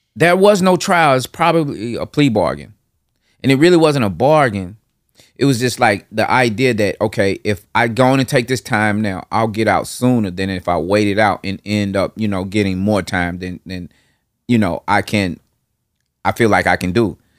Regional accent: Nashville, Tennessee, United States; from that Nolansville, Hardin Place area to, uh, Northeast Nashville, Parkwood Estates. And from, like, five, six, all the way up to eighteen, that was where I lived

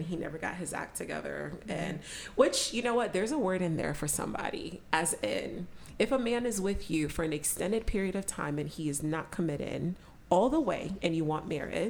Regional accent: Nigeria; I'm Nigerian

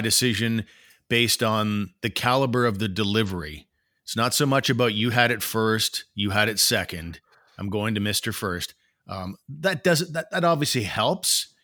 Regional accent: Canada; as a Canadian

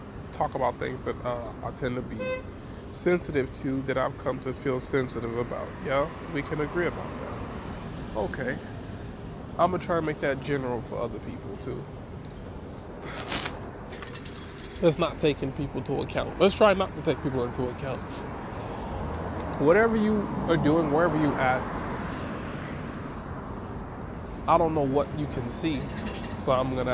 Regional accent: Miami, Florida, United States; I'm from Miami

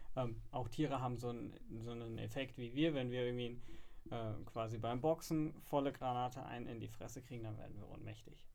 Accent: Frankfurt, Hesse, Germany; als äh, Frankfurter arbeitet man in der Finanz- und Versicherungsbranche

